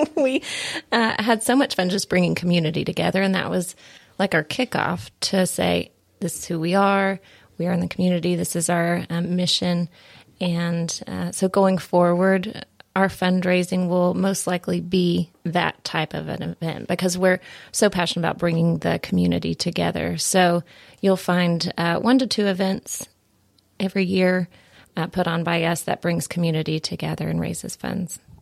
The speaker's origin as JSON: {"language": "English", "region": "Tennessee", "country": "United States", "said": "I am from Tennessee."}